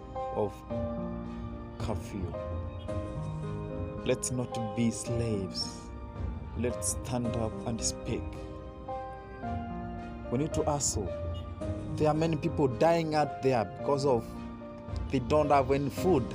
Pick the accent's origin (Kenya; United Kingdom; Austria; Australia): Kenya; Kenyan youth